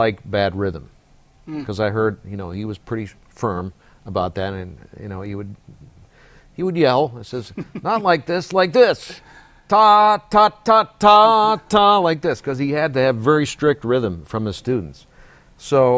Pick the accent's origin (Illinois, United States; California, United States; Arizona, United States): California, United States; Bay Area; growing up in the Bay Area